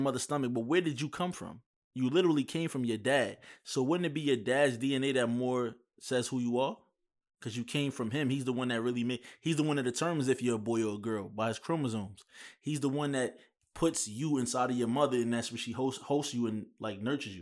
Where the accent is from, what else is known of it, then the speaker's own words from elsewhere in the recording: New York, United States; moved away; I'm from New York